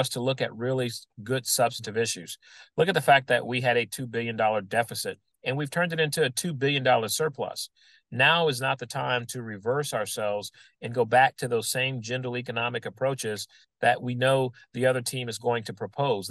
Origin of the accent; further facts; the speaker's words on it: New Orleans, Louisiana, United States; a kid growing up in New Orleans